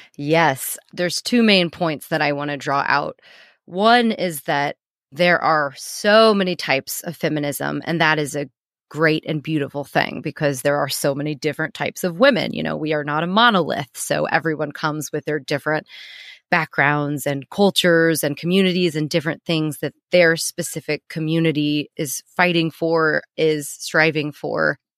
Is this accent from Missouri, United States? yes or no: yes; Missouri, United States; moved away as an adult; also born or lived in New York; now in London, United Kingdom; I'm living in New York, I'm living in London, I'm living in these really progressive cities, but I'm born and raised in Missouri